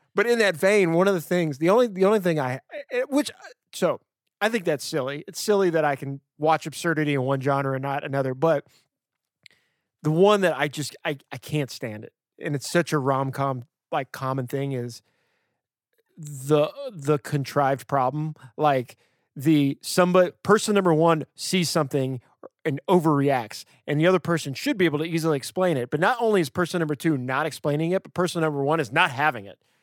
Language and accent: English; Louisiana, United States; I'm from Louisiana